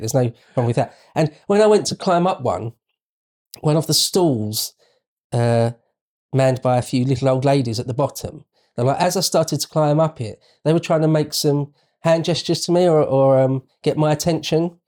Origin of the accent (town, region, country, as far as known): United Kingdom